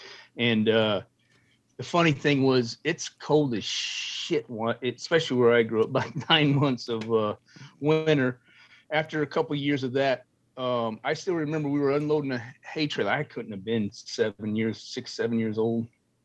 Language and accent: English; Pinedale, Wyoming, United States; also born or lived in Muncie, Indiana / Dallas, Texas; I grew up in Pinedale, Wyoming, small little town up in about 70 miles from Jackson Hole.